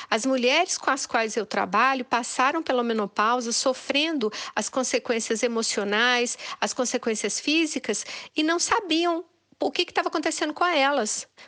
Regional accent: Minas Gerais, Brazil; eu, como boa mineira, fui comendo pelas meradas.

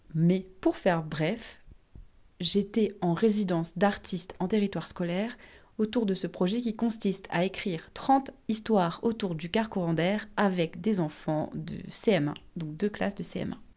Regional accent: Réunion; Je suis réunionnaise et donc je parle créole.

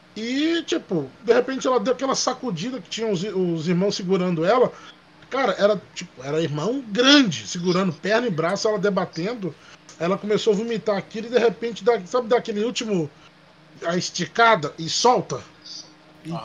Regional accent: Minas Gerais, Brazil; moved away; Tem muitos anos que eu saí de Minas

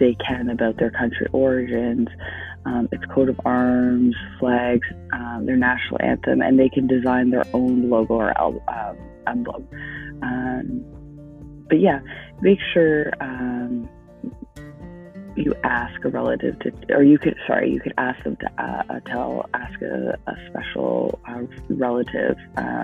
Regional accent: Canada; being Canadian

